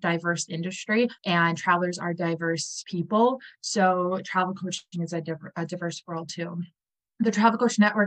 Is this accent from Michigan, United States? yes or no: no; Wisconsin, United States; I'm from Wisconsin